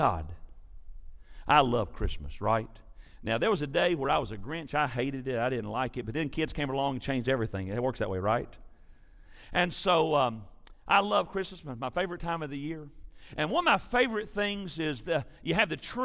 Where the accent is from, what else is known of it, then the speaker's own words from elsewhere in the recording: West Tennessee, United States; I was raised in West Tennessee